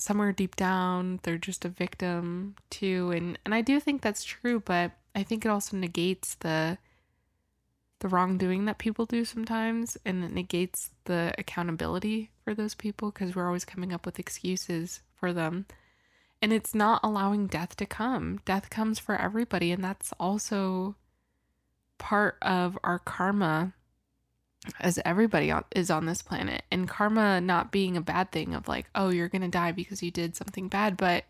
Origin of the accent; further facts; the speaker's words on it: Washington, United States; I was born in Washington, so I love the ocean.